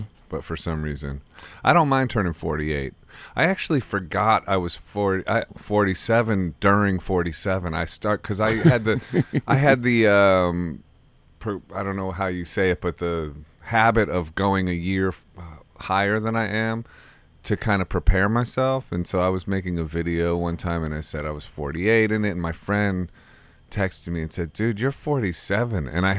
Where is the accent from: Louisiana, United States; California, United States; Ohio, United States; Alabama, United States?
Ohio, United States; Akron; Oh, yeah. I'm from Akron.